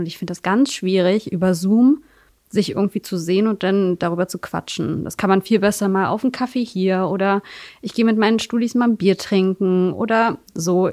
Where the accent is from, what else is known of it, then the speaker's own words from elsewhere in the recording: Magdeburg, Saxony-Anhalt, Germany; in meiner äh, alten Heimat, also Magdeburg trotzdem, ich komme auch aus Magdeburg, aber in Sudenburg